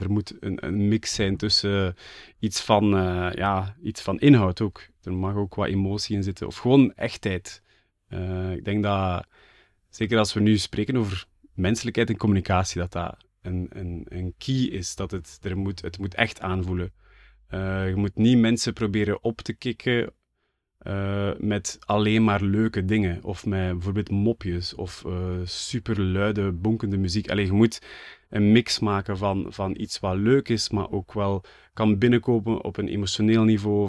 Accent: Flanders, Belgium; voor mij als Vlaming

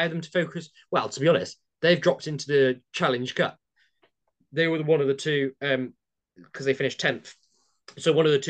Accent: England, United Kingdom; being English

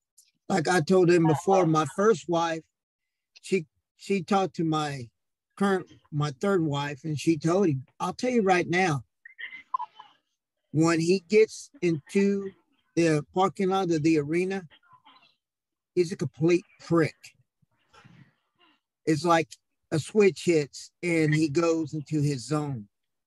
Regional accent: Central City, Kentucky, United States; I work mostly for here at my hometown, Central City, Kentucky

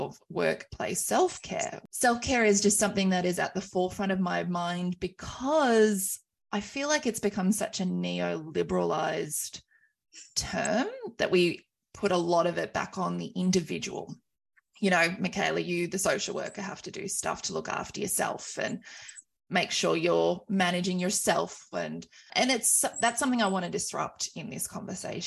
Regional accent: Wagga Wagga, New South Wales, Australia; I am on beautiful Wiradjuri country of my hometown of Wagga Wagga

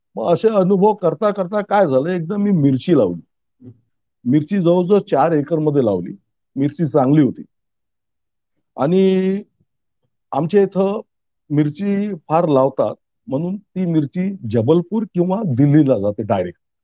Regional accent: Ramtek, Maharashtra, India; Ramtek police station मध्ये आमचं गाव येतं

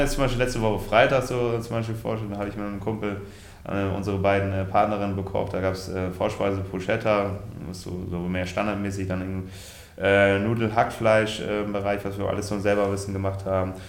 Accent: Germany; in Ort äh, Westerwolleding, wo ich aufgewachsen bin

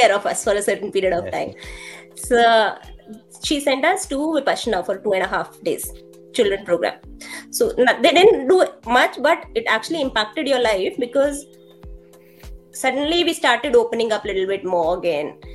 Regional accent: Delhi, India; I'm from Delhi. I belong to East Delhi, Lakshmi Nagar. I'm like, my native place is Old Delhi.

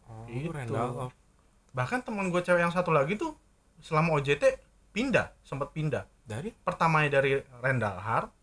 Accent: Jakarta, Indonesia; gue orang Jakarta orang Jawa tuh ngerti omongan gue

